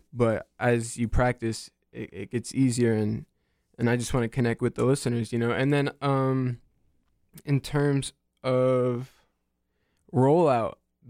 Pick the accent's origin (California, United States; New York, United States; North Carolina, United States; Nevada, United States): North Carolina, United States; Raleigh; And so I transferred here from an art school in Savannah, Georgia, but I'm born and raised in Raleigh.